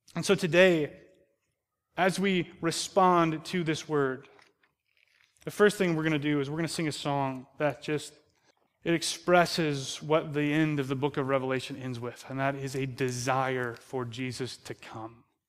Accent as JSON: {"language": "English", "country": "United States", "said": "we're American"}